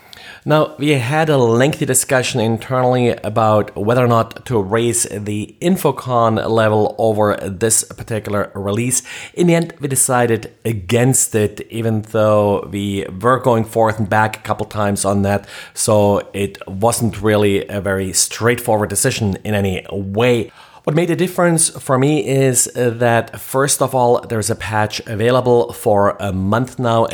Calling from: Jacksonville, Florida, United States; today I'm recording from Jacksonville, Florida.

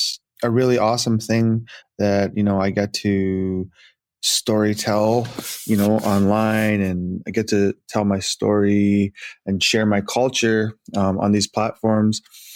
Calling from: Edmonton, Alberta, Canada; Yes, I'm in Edmonton.

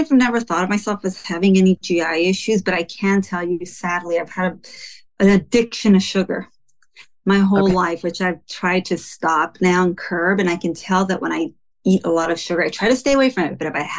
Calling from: Los Angeles, California, United States; I'm calling from Los Angeles, California.

